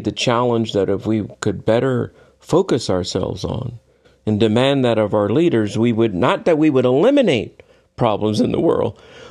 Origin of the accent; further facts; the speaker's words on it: United States; every time somebody knew I was from the United States